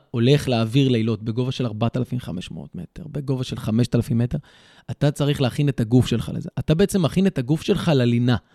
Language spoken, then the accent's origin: Hebrew; Karkur, Haifa District, Israel; also born or lived in Beersheba / Bnei Atarot; now in Mageshimim, Israel; גדלתי בקרקור, התגלגלתי uh, בחיים uh, להרבה מקומות בארץ.